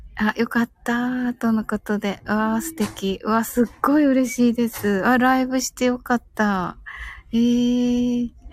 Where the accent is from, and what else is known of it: Kyushu, Japan